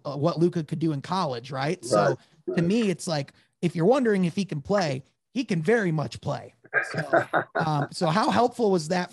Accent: Grand Rapids, Michigan, United States; I'm from Grand Rapids

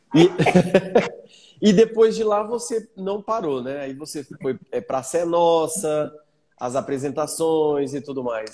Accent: Bauru, São Paulo, Brazil; now in Granja Viana, Brazil; Eu sou nascido e criado em Bauru, mas eu moro na Granja Viana

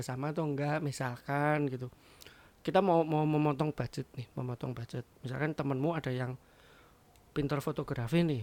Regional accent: Java, Indonesia; Saya saya orang Jawa.

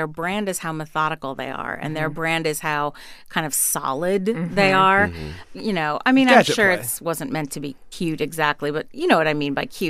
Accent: Philadelphia, Pennsylvania, United States; born or raised there

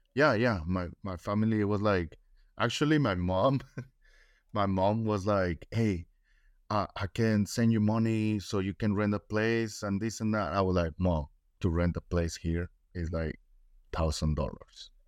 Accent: Mexico; first language Spanish; English is a second language; now in United States

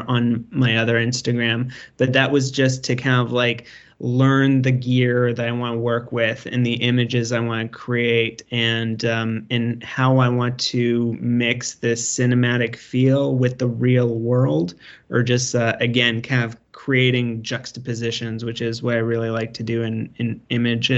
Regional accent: Canada; I'm Canadian

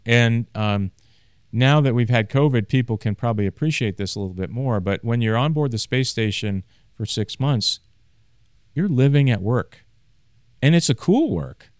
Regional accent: Maine, United States; born or raised there; moved away

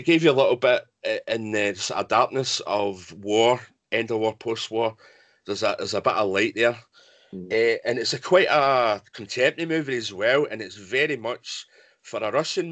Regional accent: Scotland, United Kingdom; I'm Scottish

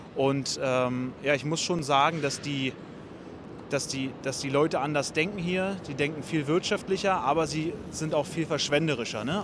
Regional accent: Berlin, Germany; also born or lived in Munich; now in New York, United States; ich komme ja ursprünglich aus Berlin

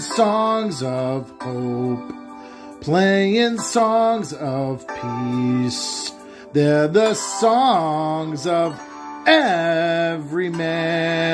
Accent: Rhode Island, United States; also born or lived in Salem, Massachusetts; I'm from Little Rhodey.

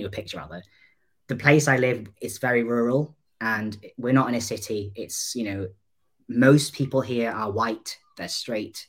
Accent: North Wales, United Kingdom; I'm 29 and I'm from North Wales

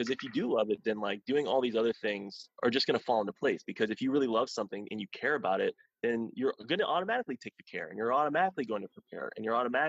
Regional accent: Columbus, Ohio, United States; now in Los Angeles, United States; it was actually shooting in Columbus, Ohio, which is my hometown.

